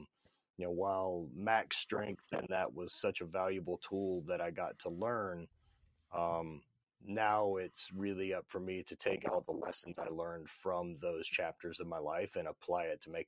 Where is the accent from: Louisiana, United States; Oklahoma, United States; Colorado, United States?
Louisiana, United States; Sulphur; So born and raised in Sulphur, Louisiana. High school was sports. Kind of growing up, regular Southern kid life.